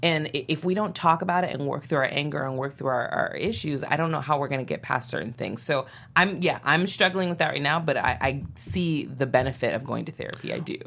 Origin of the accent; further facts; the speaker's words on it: Santa Barbara, California, United States; I grew up in Santa Barbara.